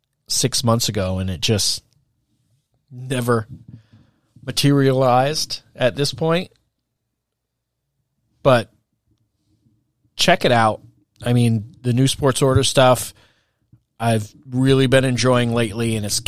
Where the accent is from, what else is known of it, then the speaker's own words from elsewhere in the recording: Hardwick, Vermont, United States; also born or lived in Walden, Vermont / Williamstown, Vermont; I was driving from Williamstown to Hardwick every morning at 6:30